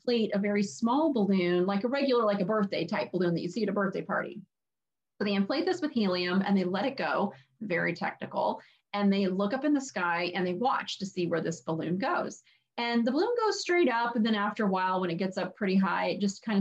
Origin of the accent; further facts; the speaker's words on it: Arizona, United States; now in upstate New York, United States; I am originally from Arizona